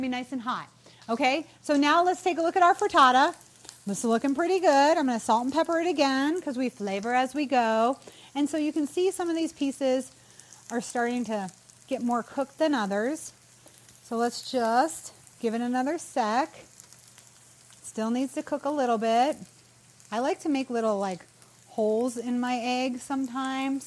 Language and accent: English; New England, United States